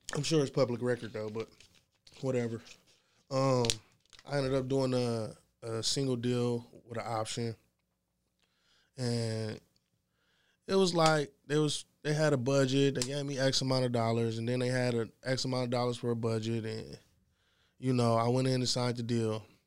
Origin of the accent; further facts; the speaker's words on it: Ypsilanti, Michigan, United States; I'm from Ypsilanti. Small city.